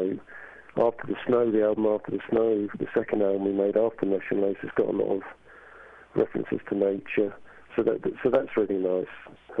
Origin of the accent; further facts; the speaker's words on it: England, United Kingdom; Growing up in England, which was a very bleak sort of place in the 70s